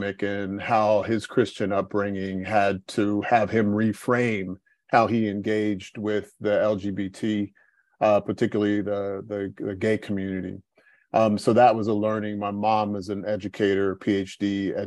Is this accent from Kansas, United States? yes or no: yes; Topeka, Kansas, United States; moved away as an adult; also born or lived in Atlanta; now in Basel, Switzerland; I was born and raised in Topeka, Kansas